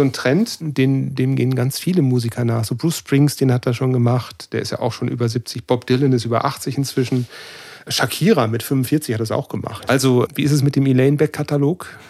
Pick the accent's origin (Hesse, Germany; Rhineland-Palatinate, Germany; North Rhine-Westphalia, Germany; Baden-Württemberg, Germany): North Rhine-Westphalia, Germany; Cologne; das heißt Kölsch, da wo ich herkomme